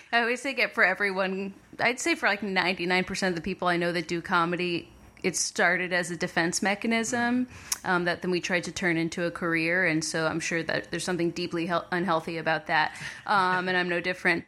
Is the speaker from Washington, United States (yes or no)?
no; Montclair, New Jersey, United States; moved away; I grew up in Montclair, New Jersey